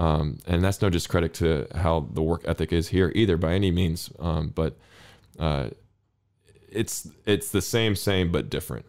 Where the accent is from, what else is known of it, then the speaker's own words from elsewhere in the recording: North Carolina, United States; moved away as an adult; now in Sundsvall, Sweden; where I grew up specifically, there was three universities: the University of Chapel Hill, NC State, and Duke, and they're all within ten kilometers